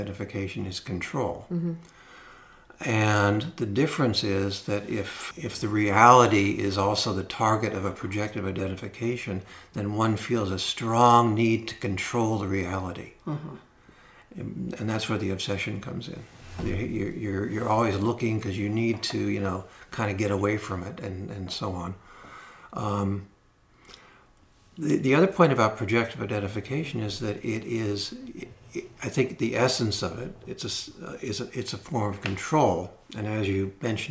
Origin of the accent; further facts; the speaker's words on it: Los Angeles, California, United States; I grew up in Los Angeles